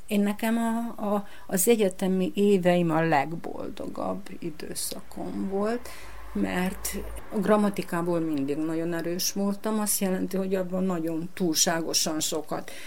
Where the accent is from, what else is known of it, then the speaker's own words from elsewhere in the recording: Jazovo, Vojvodina, Serbia; also born or lived in Senta; Én jázovai születésű vagyok, bán, bánati, picinke magyar falu.